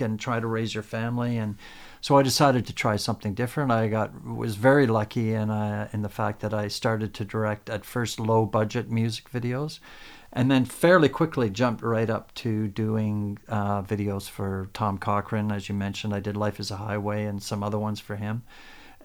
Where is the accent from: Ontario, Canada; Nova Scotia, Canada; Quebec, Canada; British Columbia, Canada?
Ontario, Canada; Woodbridge; now in Inglewood, Canada; I grew up in Woodbridge, which is not too far from here. It's north of Toronto